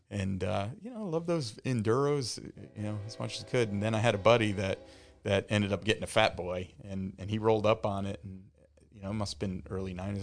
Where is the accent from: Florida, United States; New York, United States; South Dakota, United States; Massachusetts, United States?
New York, United States; the Catskills, upstate; moved away as an adult; now in Tampa, United States; I'm from upstate New York. I grew up in the Catskills